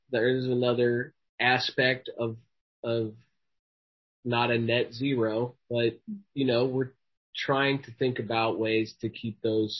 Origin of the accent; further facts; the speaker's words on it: Midwest, United States; projects like this make me feel connected to my roots of that background as a Midwesterner.